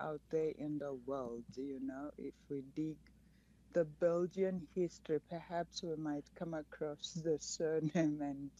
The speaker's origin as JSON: {"language": "English", "town": "Hwange", "region": "Matabeleland North", "country": "Zimbabwe", "tie": "born or raised there", "said": "My family were like nomads. So they traveled most parts of Zimbabwe, outside of Zimbabwe."}